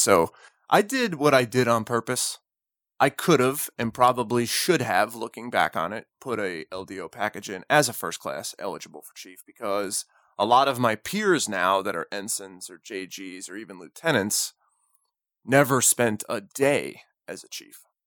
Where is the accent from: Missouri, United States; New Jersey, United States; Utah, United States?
New Jersey, United States; I'm from New Jersey